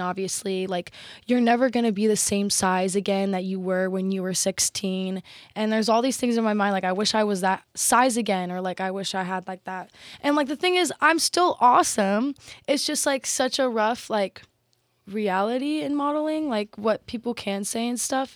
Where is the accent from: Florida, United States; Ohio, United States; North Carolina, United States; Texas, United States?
Texas, United States; I'm Texan